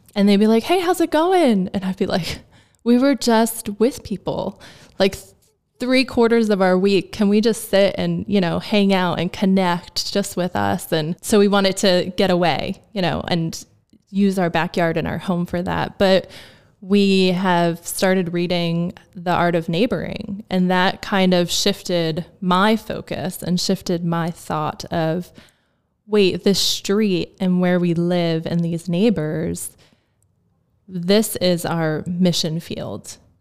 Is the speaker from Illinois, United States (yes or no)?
no; New Jersey, United States; moved away as an adult; now in Lancaster, United States; I'm from New Jersey